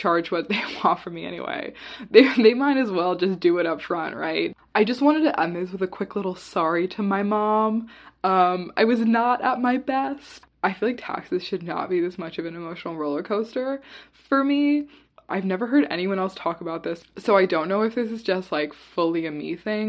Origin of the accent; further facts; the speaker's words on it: Virginia, United States; now in Washington, D.C., United States; being from Virginia